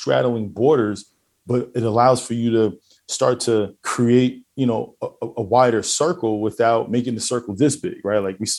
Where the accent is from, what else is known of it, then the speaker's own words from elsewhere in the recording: New York, United States; now in Houston, United States; I'm a New Yorker, right? I'm in Houston. But, you know, living in Queens, the dynamic is completely different than, say, living in the Bronx, right?